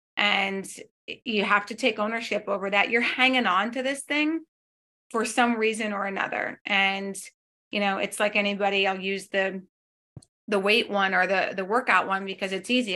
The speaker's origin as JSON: {"language": "English", "region": "North Dakota", "country": "United States", "moved": "yes", "said": "I'm again from North Dakota."}